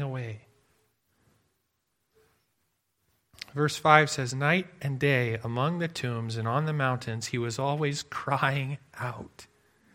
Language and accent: English; near Lake Michigan, Midwest, United States; now in Alberta, Canada; I grew up near Lake Michigan